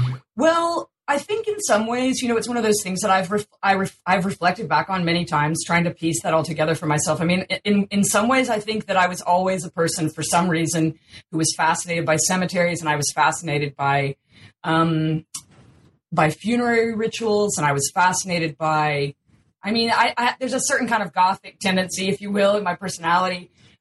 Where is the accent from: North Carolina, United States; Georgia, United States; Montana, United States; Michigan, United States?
North Carolina, United States; No, but I'm from North Carolina.